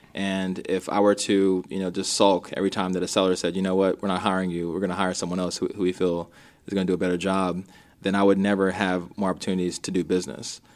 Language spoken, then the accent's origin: English; Minnesota, United States; I was born in Minnesota